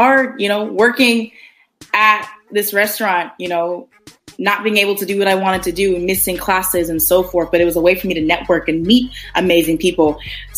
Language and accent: English; Minnesota, United States; moved away; I'm from Minnesota